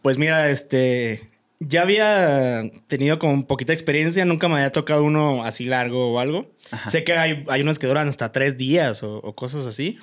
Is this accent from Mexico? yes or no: yes; Comonfort, Guanajuato, Mexico; Yo soy de Comonfort, Guanajuato